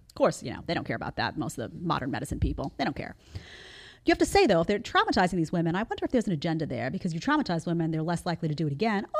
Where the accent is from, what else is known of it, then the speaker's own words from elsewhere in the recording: New York City, New York, United States; moved away; I come from New York City